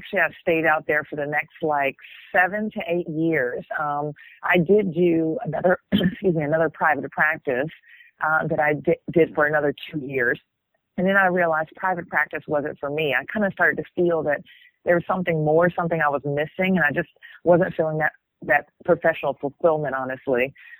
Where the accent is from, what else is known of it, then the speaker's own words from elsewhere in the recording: Atlanta, Georgia, United States; moved away as an adult; also born or lived in New Orleans, Louisiana / Houston, Texas; now in New Zealand; I'm actually from Atlanta originally, born and raised. I am actually from Southwest Atlanta, if you want to get technical.